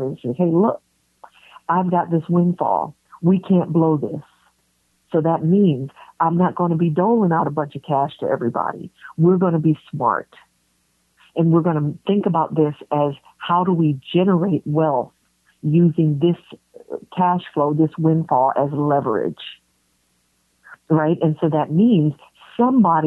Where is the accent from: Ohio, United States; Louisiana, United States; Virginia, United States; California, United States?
California, United States; San Francisco; I was born and raised in San Francisco